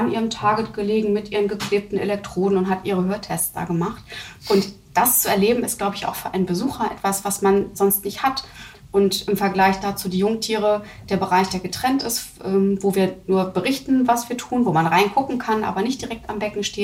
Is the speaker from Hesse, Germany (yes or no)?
no; Hamburg, Germany; Also auch ich bin ja aus Hamburg und nicht, nicht Schleswig-Holsteiner